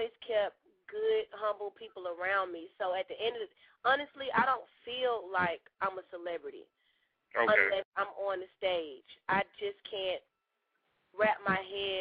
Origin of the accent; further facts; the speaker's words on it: Atlanta, Georgia, United States; I'm straight from Atlanta